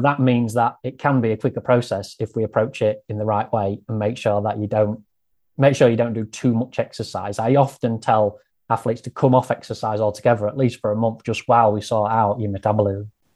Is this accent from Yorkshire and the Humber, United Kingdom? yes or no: yes; Grimsby, Yorkshire and the Humber, United Kingdom; accent: northern; I grew up here and I lived here all of my life